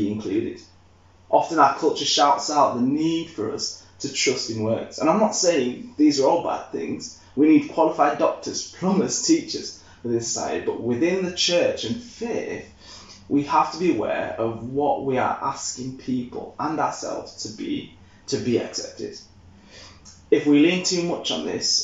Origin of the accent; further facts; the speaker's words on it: Leeds, Yorkshire and the Humber, United Kingdom; I'm from Yorkshire. I know Leeds lads through and through